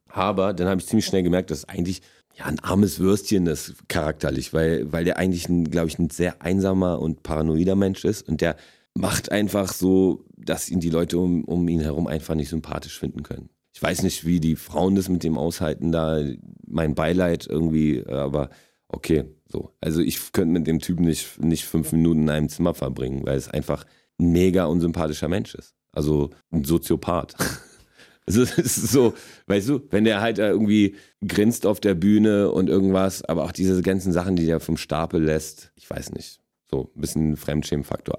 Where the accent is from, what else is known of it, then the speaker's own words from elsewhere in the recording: Berlin, Germany; accent: Berliner; German is a second language; also born or lived in Wrocław, Poland; ich bin mit sechseinhalb hergekommen äh, in die erste Klasse damals